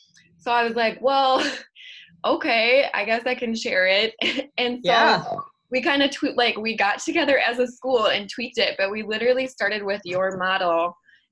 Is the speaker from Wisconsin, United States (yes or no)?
yes; Wisconsin, United States; also born or lived in Minnesota; Yeah, like this is no big deal. I grew up in Wisconsin. I lived in Minnesota.